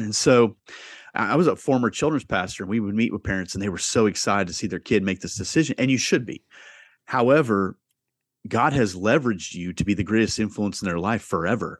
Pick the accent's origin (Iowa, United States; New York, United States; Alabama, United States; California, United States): Iowa, United States; Southeast; I grew up in Southeast Iowa, uh, m, blue collar family.